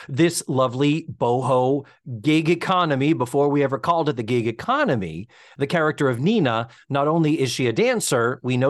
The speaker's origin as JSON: {"language": "English", "region": "New York", "country": "United States", "tie": "born or raised there", "said": "because I've been in Peekskill the last 9 years. And, you know, I grew up in New York."}